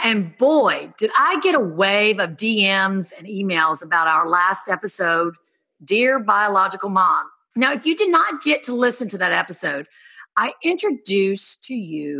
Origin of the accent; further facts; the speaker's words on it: the South, United States; moved away; also born or lived in Hollywood Hills; From growing up in the South, becoming a foster kid